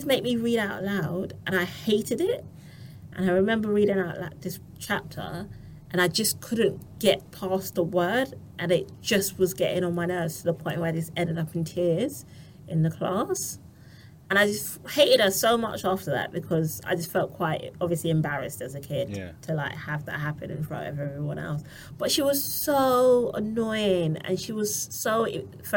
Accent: Barbados; I'm from Barbados.

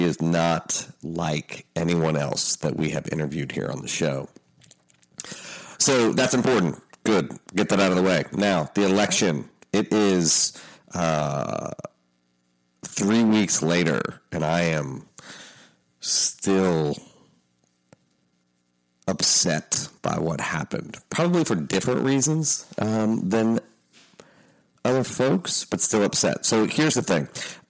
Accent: Appalachia, United States; I'm Appalachian. I'm finishing up a book on the people that everybody's talking about right now. My family settled what the New York Times called the hardest place to live in America.

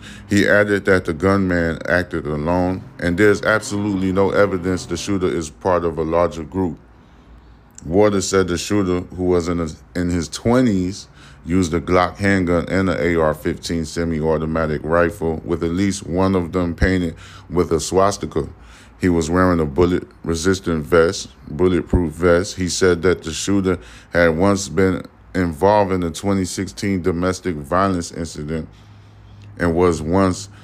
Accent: United States

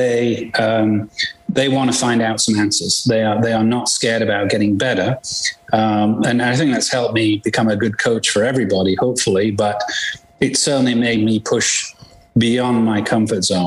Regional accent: England, United Kingdom; moved away as an adult; I was born in England and played golf over there professionally. Came here 30-some years ago

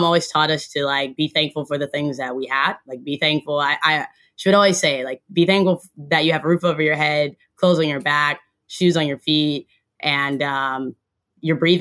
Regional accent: Silver Spring, Maryland, United States; For me, I say Silver Spring. It's not because I was born in Holy Cross Hospital in Silver Spring. It's because I spent my formative years in Silver Spring

